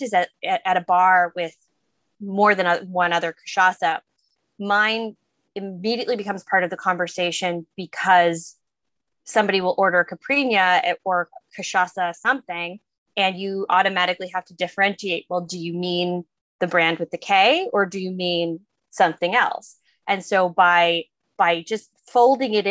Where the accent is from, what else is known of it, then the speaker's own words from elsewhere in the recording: New England, United States; I am from New England.